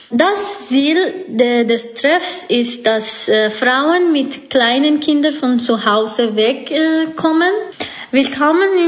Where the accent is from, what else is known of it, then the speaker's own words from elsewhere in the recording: Iran; now in Switzerland; ich komme aus dem Iran.